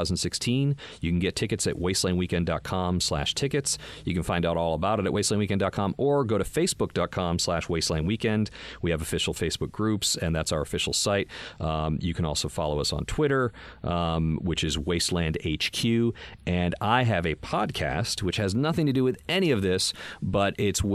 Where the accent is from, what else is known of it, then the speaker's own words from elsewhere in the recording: Boston, Massachusetts, United States; accent: Boston; some of the first few jobs I got were like, yeah, but can you sound like a blue collar kind of Boston guy? I was like, oh, so I'm back to that now.